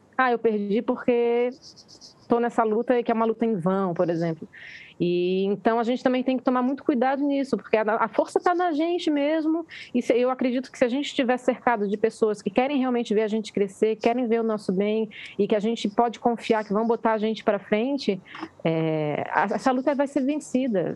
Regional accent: Florianópolis, Santa Catarina, Brazil; Eu sou de Floripa

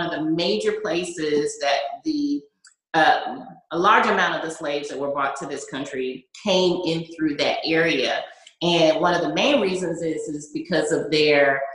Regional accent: United States; also born or lived in Atlanta, Georgia / South Carolina / Charleston, South Carolina; now in Texas, United States; I'm not from Texas. My family, like I said, is from Charleston. My mom moved to Atlanta. And so I grew up between Atlanta and South Carolina

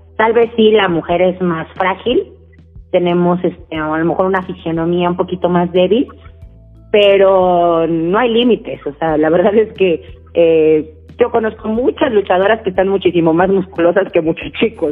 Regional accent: Mexico; nosotros mismos como mexicanos

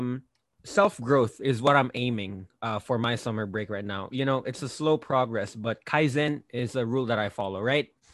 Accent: Japan; moved away; growing up in Japan, I wasn't really used to not doing anything during summer break. We had juku

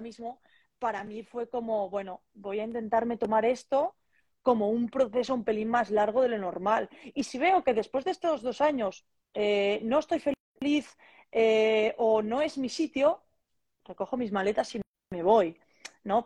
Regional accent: Barcelona, Catalonia, Spain; now in Salamanca, Spain; soy una chica de Barcelona eh, de 30 años

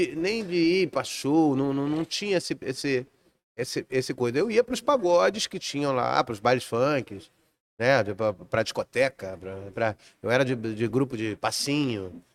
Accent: Rio de Janeiro, Brazil; also born or lived in Juiz de Fora, Minas Gerais; eu nasci em Juiz de Fora, mas com 20 dias de nascido eu vim pra Vila da Penha.

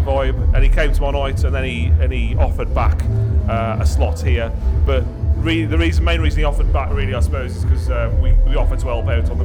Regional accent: Tipton, West Midlands, United Kingdom; I'm originally from Tipton

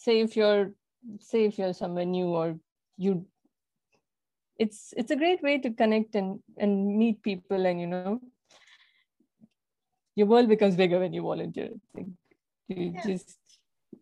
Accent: Kerala, India; moved away as an adult; my hometown in Kerala. I've always lived in different parts of the country

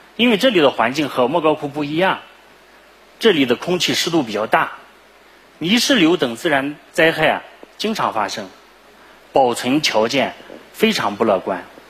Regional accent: Shandong, China; moved away as an adult; now in Lanzhou, China; 我是山东人，来兰州大学求学，在兰州大学工作，至今已经二十年了

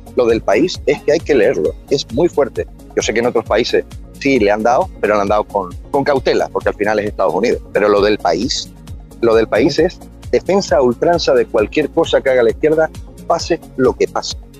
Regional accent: Spain; now in Munich, Germany; yo soy de España

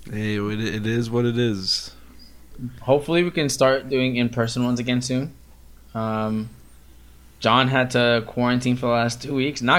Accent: Staten Island, New York, United States; I'm from Staten Island

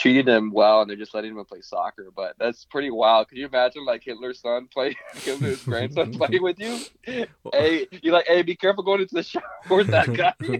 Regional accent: Guatemala; We're both Chapines. And also, you know, being Central American

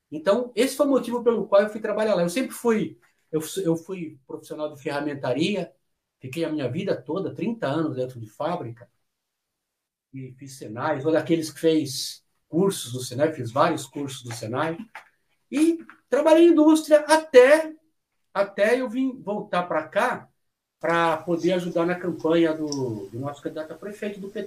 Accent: São Joaquim da Barra, São Paulo, Brazil; born there; Eu nasci em São Joaquim da Barra, é uma cidade ali na região de Ribeirão Preto, e meu pai, veio, vindo do interior, a gente veio para a região ali da Vila Ed, Vila Ed, Jardim Brasil, zona, zona norte de São Paulo.

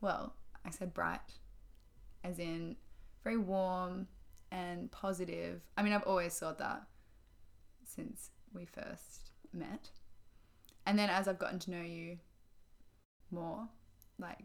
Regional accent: Melbourne, Victoria, Australia; moved away as an adult; now in Paris, France; We are Australian. We are Australian. From Melbourne.

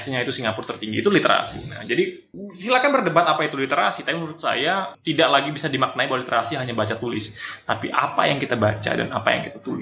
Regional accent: Singkawang, West Kalimantan, Indonesia; born there; also born or lived in Pontianak; saya …, lahir di Kota Singkawang, Kalimantan Barat. Um, studi S1 pendidikan itu di Pontianak, kemudian aktif di Pontianak, layak besar tumbuh secara pemikiran juga di Pontianak.

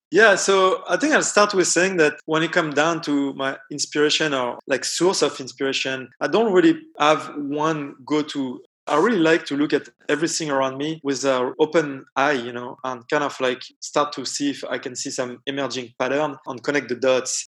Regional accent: east of Paris suburb, Île-de-France, France; English is a second language; moved away; I'm from France. And I grew up about 20 minutes east of Paris in the suburb

